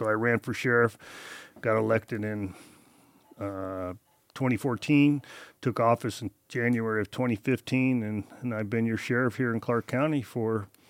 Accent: Misawa, Aomori, Japan; born there; also born or lived in Europe / Las Vegas; So I was born in Misawa, Japan. A lot of people don't know that. My dad was in the Air Force there, obviously stationed in Misawa.

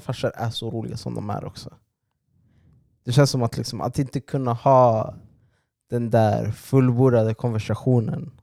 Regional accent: Sweden; alla vi är födda här

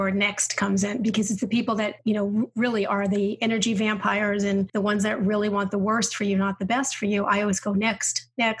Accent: New York, United States; moved away; because I'm from New York. And when I first moved south

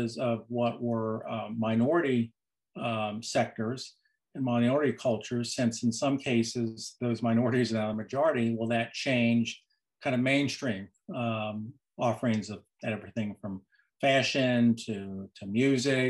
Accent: Cincinnati, Ohio, United States; that's where I'm from. I grew up in Cincinnati, and I grew up in the 50s and 60s there

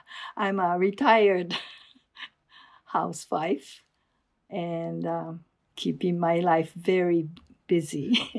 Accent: Japan; also born or lived in Los Angeles / Mountain View, California; now in Culver City, United States; I was born in Japan

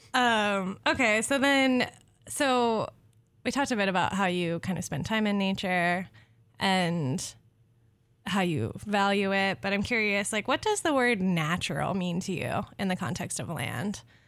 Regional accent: Southwest, United States; I'm from the Southwest.

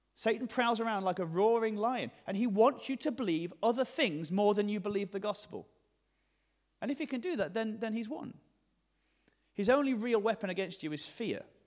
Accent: the north of England, United Kingdom; accent: generic northern; my generic northern accent

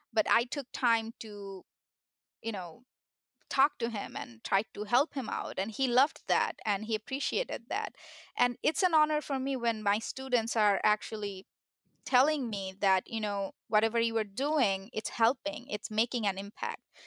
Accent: Bangladesh; moved away as an adult; now in United States; I had only my high school diploma, uh, from my country, I'm from Bangladesh

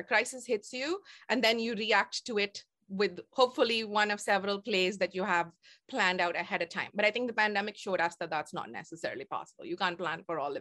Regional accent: India; moved away as an adult; now in Toronto, Canada; my raising as an Indian girl in the 70s

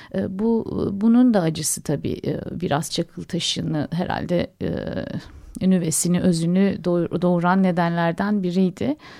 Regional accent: Adapazarı, Sakarya, Turkey; Adapazarı'nda doğdum, büyüdüm ben.

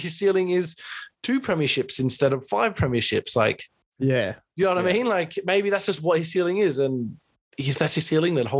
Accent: Queensland, Australia; as a Queenslander

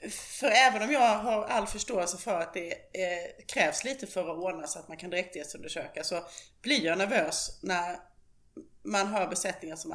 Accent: Småland, Sweden; Ja, och där kan jag väl då som smålänning eh, lägga in särskilt att när det gäller skabb

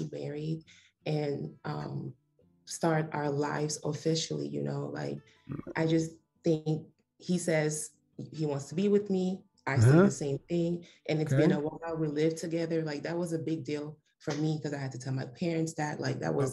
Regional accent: Cameroon; now in United States; I'm not American. Well, I guess I'm American technically, but I was born in Cameroon

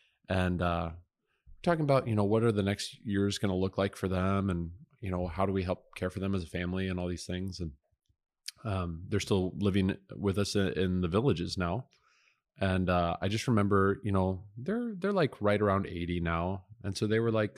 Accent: South Dakota, United States; born there; also born or lived in Omaha, Nebraska / Cheyenne, Wyoming / Montgomery, Alabama / Woodbridge, Virginia; No, I said, listen, I was born in South Dakota.

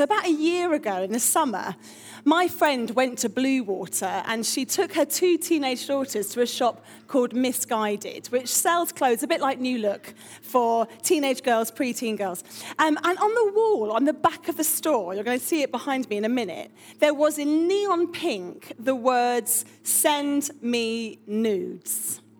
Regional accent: Harrow, London, United Kingdom; And I'm from North London near Wembley, Harrow, and I'm essentially a youth worker

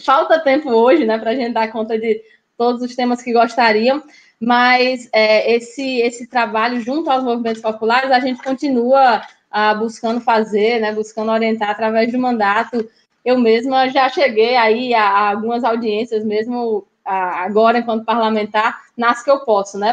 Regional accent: Natal, Rio Grande do Norte, Brazil; also born or lived in Fortaleza, Brazil / Brasília, Brazil; Eu nasci em Natal. Tem muita gente que acha que eu nasci no Ceará, porque minha família é toda cearense

